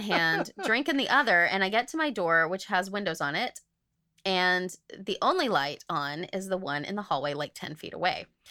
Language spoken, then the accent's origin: English; Oklahoma, United States; moved away; I grew up in Oklahoma